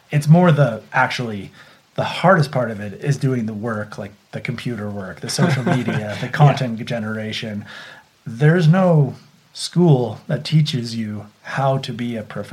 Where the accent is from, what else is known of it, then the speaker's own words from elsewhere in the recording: Santa Cruz, California, United States; I grew up in Santa Cruz at the beach